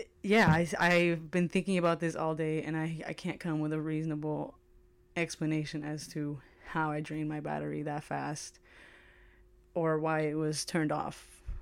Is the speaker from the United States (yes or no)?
yes; United States; I am an American